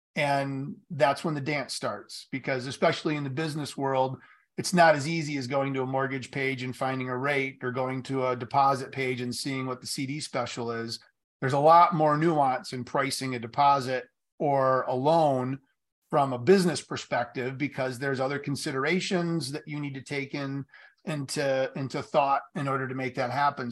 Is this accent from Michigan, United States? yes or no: yes; Marshall, Michigan, United States; in Marshall, where I grew up here in Michigan